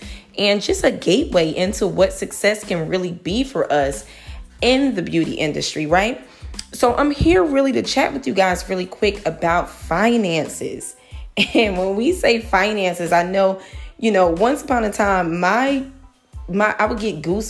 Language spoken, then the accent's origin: English; Newark, New Jersey, United States; I'm from Newark, New Jersey, born and raised